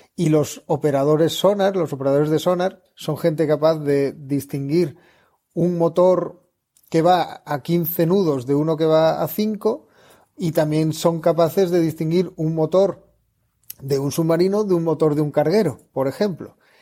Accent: southern Spain, Spain; yo soy del sur de España

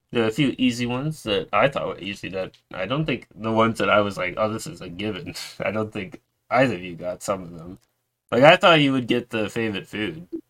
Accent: New York, United States; moved away; also born or lived in Florida / Georgia / Virginia; I moved to New York, which I where I lived for most of my life

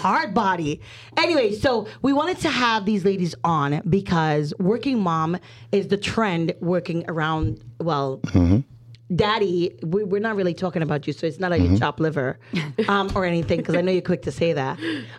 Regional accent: New Jersey, United States; I'm from Jersey.

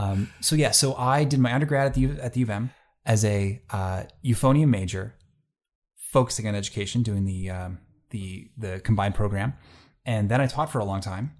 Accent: Gimli, Manitoba, Canada; now in Selkirk, Canada; I grew up in Gimli, Manitoba. That's a small fishing and tourist town on Lake Winnipeg.

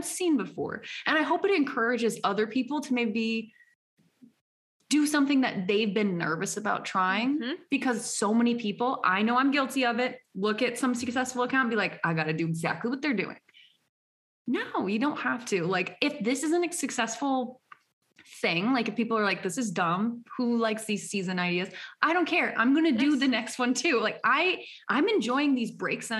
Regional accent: United States; I'm an American

